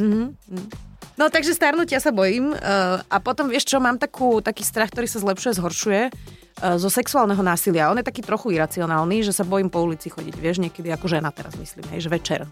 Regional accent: Bratislava, Bratislava Region, Slovakia; My sme obidva z Bratislavy, čiže hej. zostávame aj v meste, doma

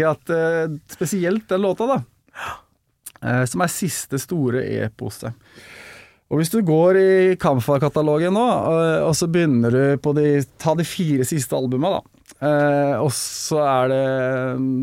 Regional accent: Fredrikstad, Østfold, Norway; now in Larvik, Norway; jeg er eh, født og oppvokst i Fredrikstad

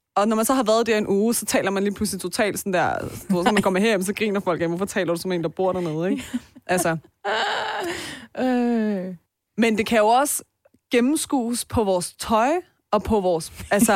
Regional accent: Denmark; Selvom jeg er født og opvokset her, men fordi jeg har dobbelt statsborgerskab

